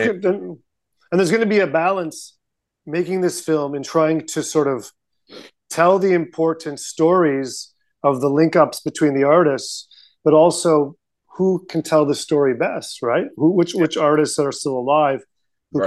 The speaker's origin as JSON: {"language": "English", "country": "Canada"}